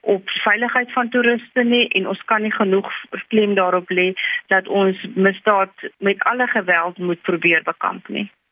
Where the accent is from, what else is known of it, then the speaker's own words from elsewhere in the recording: South Africa; as Suid-Afrikaners